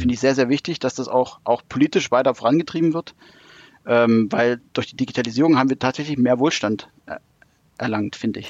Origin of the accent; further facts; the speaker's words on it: Thuringia, Germany; moved away; also born or lived in Hanover; es hat mich dann doch wieder nach Thüringen zurückgezogen